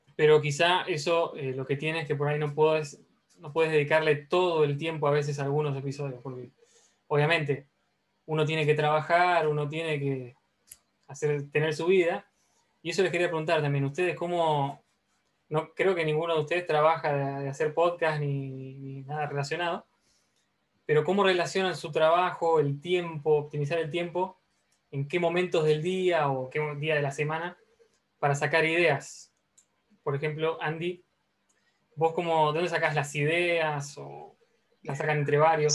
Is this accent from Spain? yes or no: no; Argentina; soy argentino